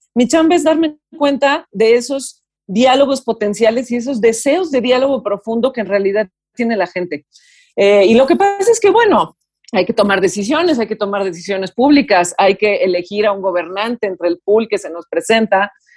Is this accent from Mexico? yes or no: yes; Mexico; Como mexicanos